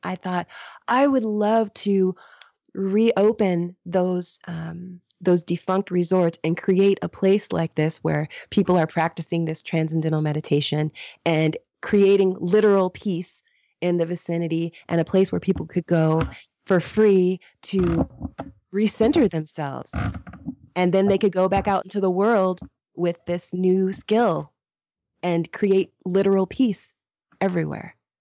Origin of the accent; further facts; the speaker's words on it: United States; I'm American